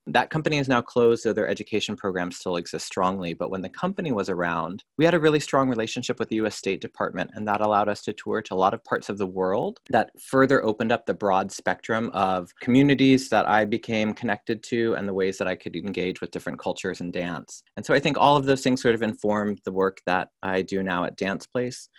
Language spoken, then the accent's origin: English; Orange County, Southern California, United States; in Orange County. And that's where I was born, raised, and grew up